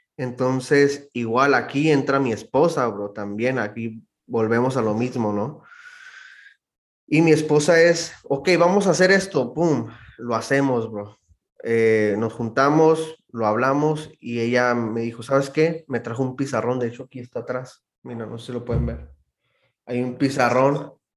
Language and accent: Spanish; Mexicali, Baja California, Mexico; moved away as an adult; also born or lived in Rosarito / Tijuana; now in Phoenix, United States; Soy de Mexicali, Baja California. Crecí en Mexicali, eh, pero nací en Tijuana, en Rosarito.